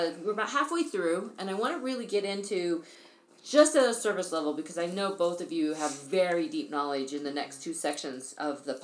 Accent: Oklahoma, United States; I grew up in Oklahoma where there was wind and tornadoes

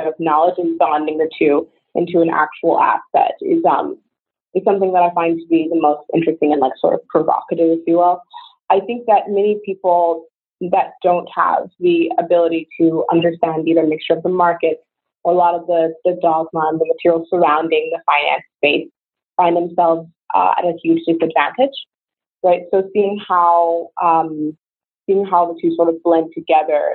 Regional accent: Georgia, United States; moved away as an adult; I grew up in Georgia

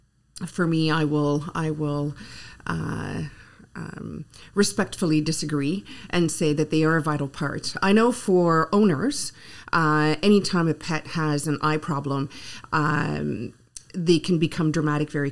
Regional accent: Ottawa, Ontario, Canada; English is a second language; moved away as an adult; also born or lived in Guelph; being born and raised in Ottawa, although I was from the French-speaking part of Ottawa

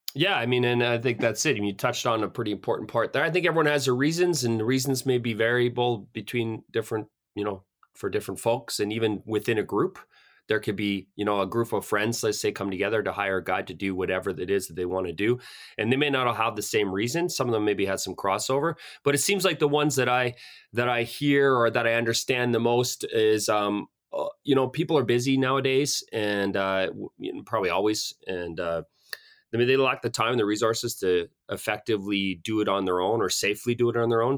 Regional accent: Calgary, Alberta, Canada; now in Canmore, Canada; I grew up in Calgary, uh, French Canadian family

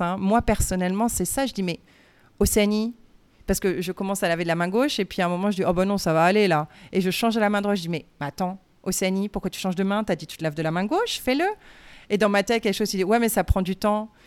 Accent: France; moved away; je suis française

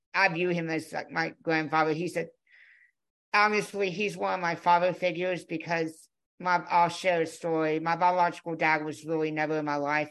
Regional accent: Conroe, Texas, United States; I was born in Conroe, Texas in 1993

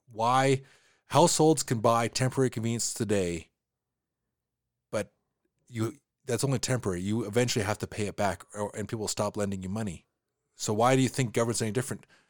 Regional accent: Canada

